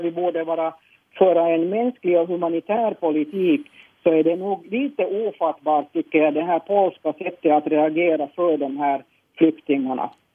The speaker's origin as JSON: {"language": "Swedish", "town": "Helsinki", "region": "Uusimaa", "country": "Finland", "tie": "born or raised there", "said": "jag är född i Helsingfors och bott i Helsingfors"}